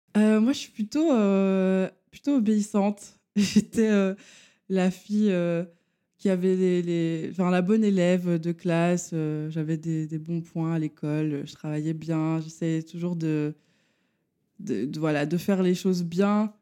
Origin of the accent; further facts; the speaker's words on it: Charleroi, Wallonia, Belgium; je viens de la région de Charleroi. Je suis Carolo